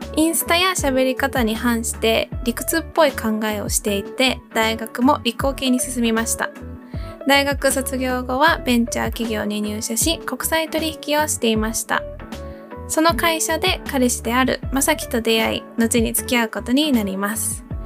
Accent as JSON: {"language": "Japanese", "country": "United States", "tie": "born or raised there", "moved": "yes", "said": "アメリカ育ちインフルエンサーの猫が好きな"}